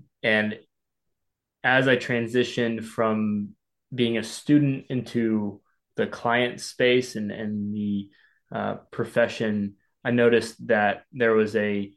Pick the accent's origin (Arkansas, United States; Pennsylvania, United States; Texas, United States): Arkansas, United States; now in San Diego, United States; I'm from Arkansas